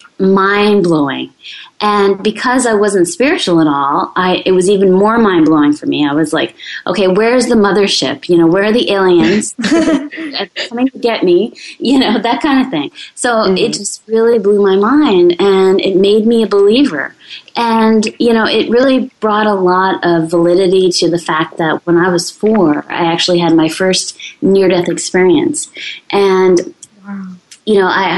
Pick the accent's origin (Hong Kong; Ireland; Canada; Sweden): Canada; I'm French-Canadian